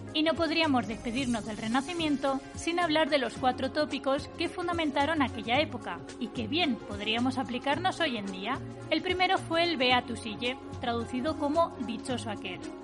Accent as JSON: {"language": "Spanish", "country": "Spain", "said": "yo soy española, quiero utilizar el español"}